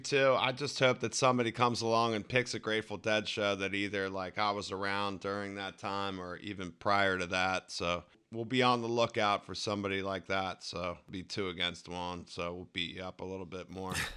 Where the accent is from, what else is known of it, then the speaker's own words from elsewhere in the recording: Baltimore, Maryland, United States; I've always lived in Baltimore or the surrounding area. It's not like I lived in different spots in my life. I've always been here. So I travel out of here. I love my hometown. I love Baltimore